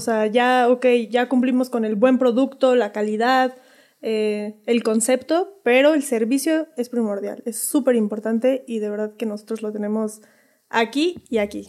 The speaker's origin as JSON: {"language": "Spanish", "region": "Mexico City", "country": "Mexico", "moved": "as an adult", "lives_now": "Zibatá, Querétaro, Mexico", "said": "somos de la Ciudad de México"}